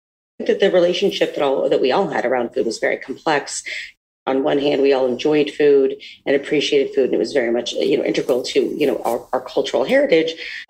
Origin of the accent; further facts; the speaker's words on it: Midwest, United States; I am from the Midwest, and there is some truth into that as well. And that certainly was my experience growing up.